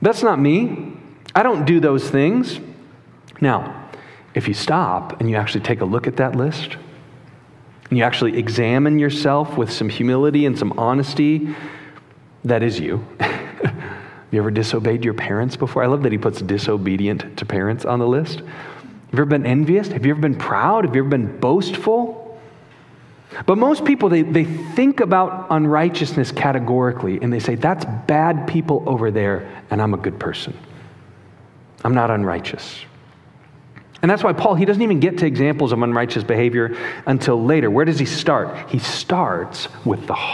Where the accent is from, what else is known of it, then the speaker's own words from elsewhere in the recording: Chicago, Illinois, United States; moved away; I'm from Chicago originally